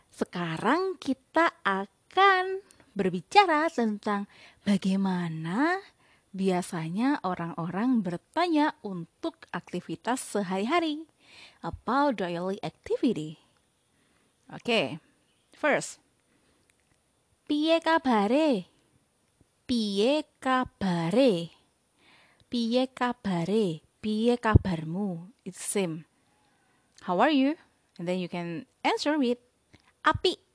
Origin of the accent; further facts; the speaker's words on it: Blitar, East Java, Indonesia; Saya berasal dari Blitar. Jadi bahasa de, bahasa Jawa daerah Blitar lebih mengarah ke bahasa Jawa dialek Solo Yogyakarta.